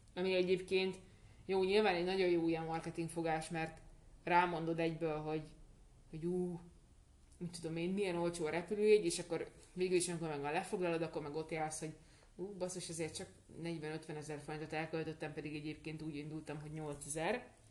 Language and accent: Hungarian; Hungary; Magyarországról jövünk